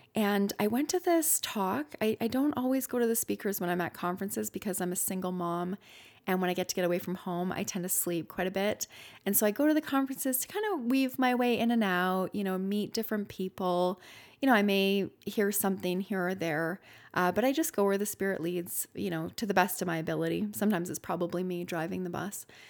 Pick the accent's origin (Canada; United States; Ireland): Canada; I'm Canadian